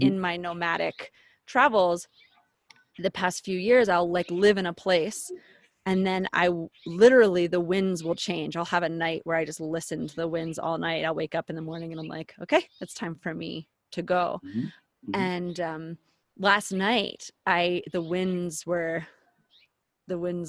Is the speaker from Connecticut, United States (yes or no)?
no; Philadelphia, Pennsylvania, United States; now in Colorado, United States; I'm born and raised in Philadelphia